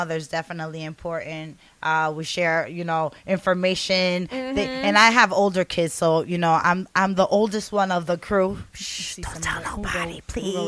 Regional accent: Long Island, New York, United States; we're from Long Island.

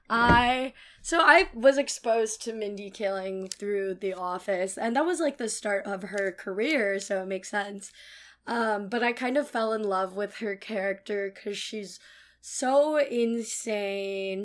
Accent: Cupertino, California, United States; moved away as an adult; now in New York, United States; I grew up in Cupertino, California

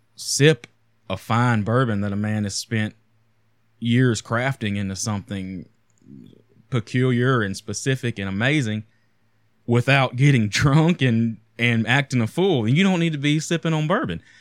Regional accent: United States; a American poor kid growing up

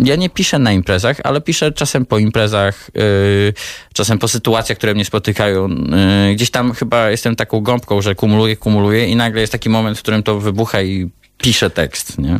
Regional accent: Poland; jestem Polakiem, w sensie mm, się urodziłem w Polsce, jestem Polakiem

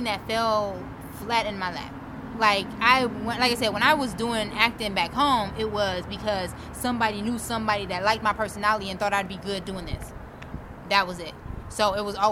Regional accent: Detroit, Michigan, United States; now in Arizona, United States; I'm from Detroit

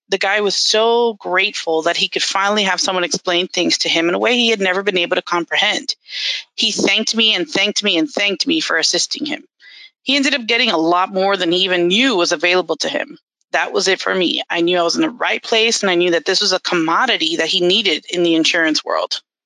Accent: Miami, Florida, United States; moved away; I was born and raised in Miami, Florida and I lived there for about 30 some years

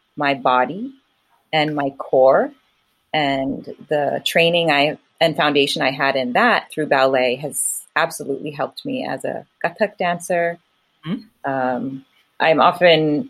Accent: United States; also born or lived in California; an Indian brought up in America

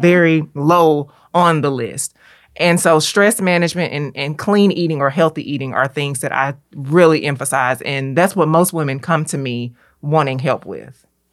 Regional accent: Memphis, Tennessee, United States; as a native Memphian, as a Southern girl through and through

